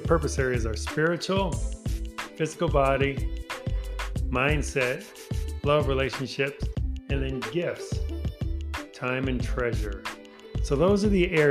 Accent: Chicago, Illinois, United States; I grew up in Chicago, Illinois

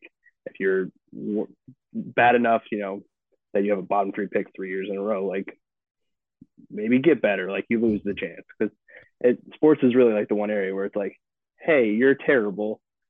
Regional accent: Richmond, United States; and I'll claim my hometown, Richmond

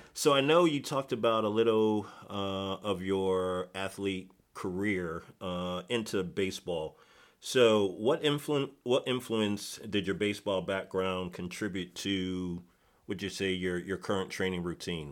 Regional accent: Connecticut, United States; moved away; I'm originally from Connecticut

